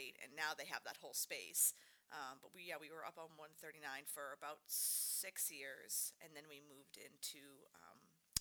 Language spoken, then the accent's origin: English; Hingham, Massachusetts, United States; now in Halifax, United States; I grew up in Hingham. So, South Shore girl, but we live in Halifax now